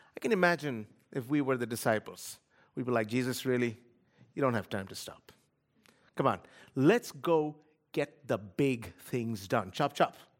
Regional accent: Kolkata, West Bengal, India; moved away; I grew up in a city of sixteen million people. Kolkata, India

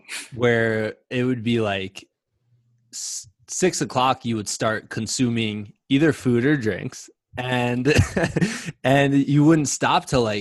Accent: Midwest, United States; Which, by the way, I'm from the Midwest.

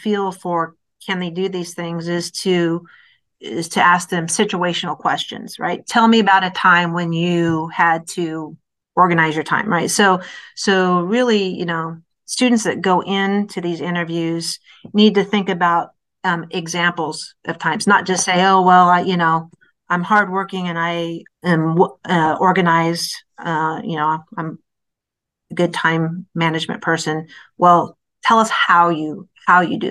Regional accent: Iowa, United States; moved away; I'm originally from Iowa

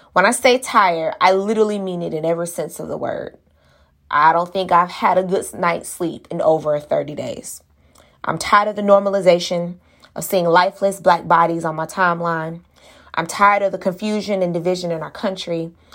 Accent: Miami, Florida, United States; I was born in Miami, raised in Miami.

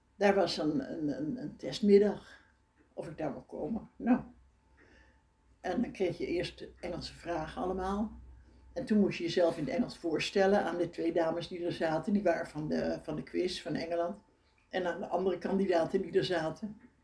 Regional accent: Netherlands; als Nederlander

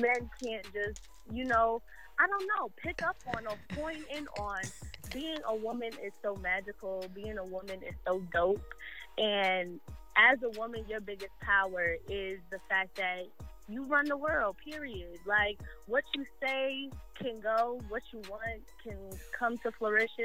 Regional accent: Jersey City, New Jersey, United States; I'm definitely from Jersey City, born and raised.

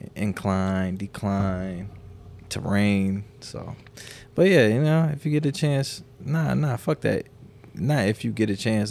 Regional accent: South Dakota, United States; moved away as an adult; growing up in South Dakota

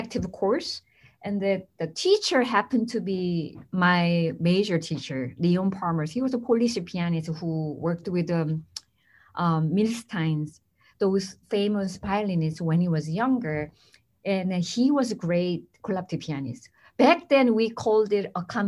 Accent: South Korea; moved away as an adult; now in United States; I came from South Korea

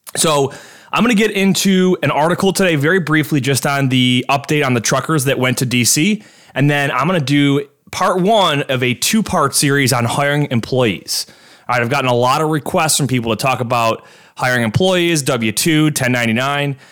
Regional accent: Orchard Park, New York, United States; the village of Orchard Park. It's my hometown here

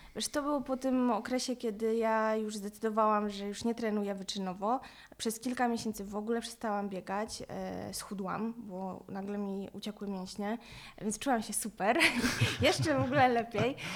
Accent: Lublin, Lublin Voivodeship, Poland; Pochodzę z Lublina

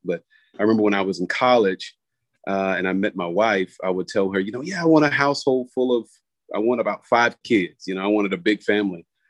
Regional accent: South Florida, United States; moved away as an adult; now in Raleigh, United States; I grew up in Florida, uh, South Florida to be exact

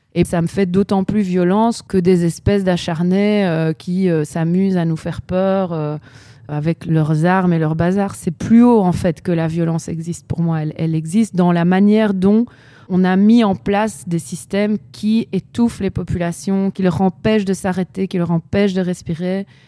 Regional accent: Chile; moved away; je viens quand même du Chili

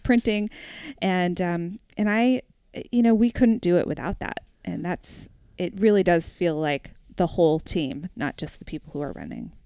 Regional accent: New Hampshire, United States; also born or lived in Brooklyn; I grew up in New Hampshire

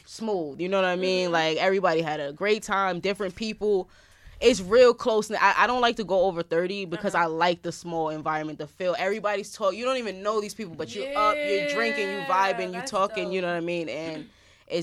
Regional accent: New York, United States; also born or lived in Bronx, New York / Florida; I'm not even really from the Bronx. I'm from Harlem. But I live in the Bronx.

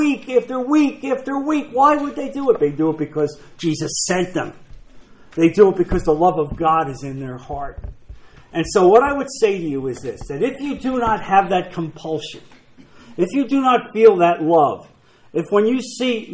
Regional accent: New Jersey, United States; I'm from New Jersey.

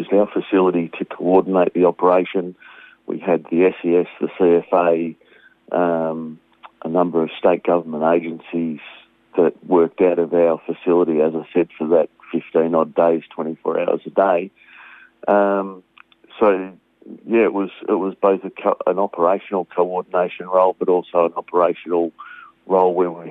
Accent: Australia; I'm a proud Australian and I'm a Aussie, every day of the week

